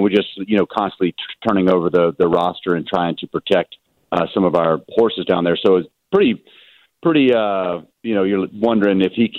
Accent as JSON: {"language": "English", "region": "the South", "country": "United States", "said": "My dad, we're from the South. I don't think we wear too many robes down there"}